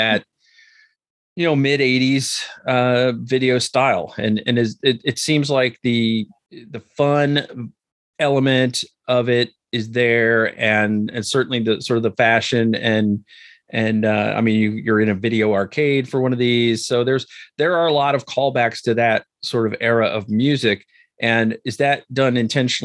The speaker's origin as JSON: {"language": "English", "region": "Midwestern United States", "country": "United States", "tie": "born or raised there", "said": "I grew up in the Midwestern United States"}